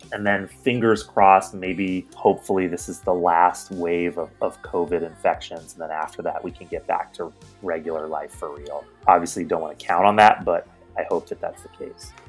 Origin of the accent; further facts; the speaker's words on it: East Coast, United States; moved away as an adult; also born or lived in New York / Seattle; I grew up on the East Coast, and I moved to Seattle from New York